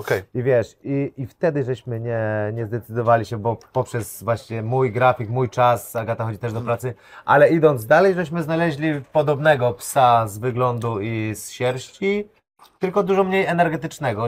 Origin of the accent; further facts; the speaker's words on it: Kudowa-Zdrój, Lower Silesian Voivodeship, Poland; ja pochodzę z Kudowy, z Drój, e, pod czeską granicą